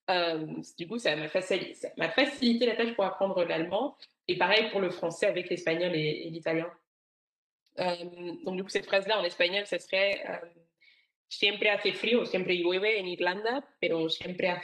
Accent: Rwanda; first language Kinyarwanda; French is a second language; Et puis après, bon, ma, langue, ma langue maternelle, qui est le kinyarwanda.

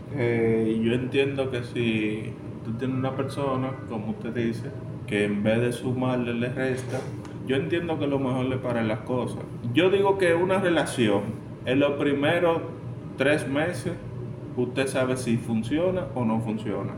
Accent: Dominican Republic

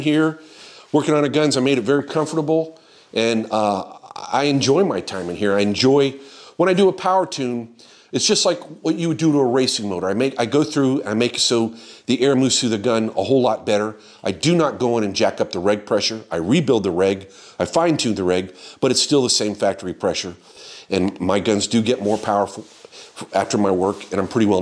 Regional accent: Florida, United States; I grew up in Florida

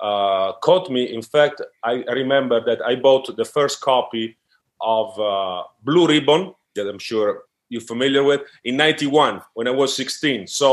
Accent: Forlì, Emilia-Romagna, Italy; English is a second language; moved away as an adult; also born or lived in Rome; now in Strasbourg, France; basketball first found me in my hometown. That is a little town in Italy

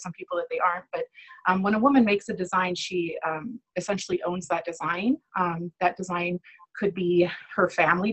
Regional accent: Sioux City, Iowa, United States; I'm from Sioux City, Iowa.

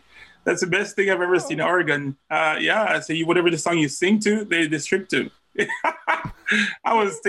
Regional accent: Jamaica; So I'm Jamaican by birth.

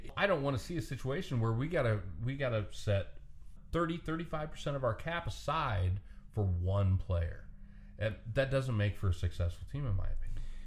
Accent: Nebraska, United States; I'm from Nebraska.

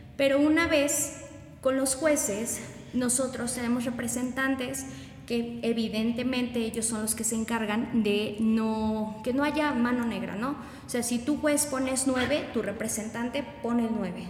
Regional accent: Chalchicomula de Sesma, Puebla, Mexico; yo soy de Chalchicomula de Sesma

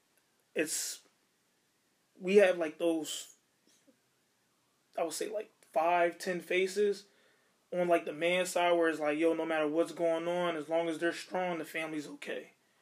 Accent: Tappahannock, Virginia, United States; moved away; you know I'm actually from Virginia. Tappahannock, Virginia. You know, if you understand where Chris Brown's from, that's where I'm from. That's his county.

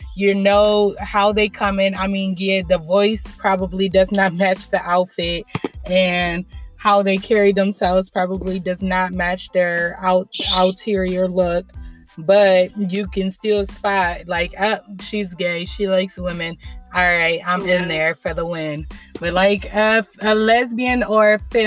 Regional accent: Lorain, Ohio, United States; I'm 24 from Lorain, Ohio

